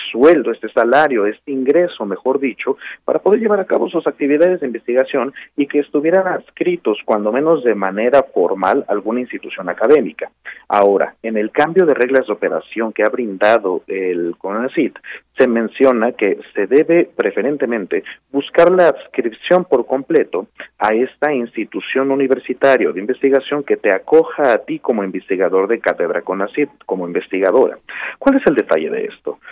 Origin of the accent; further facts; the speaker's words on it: Mexico; como mexicanas, como mexicanos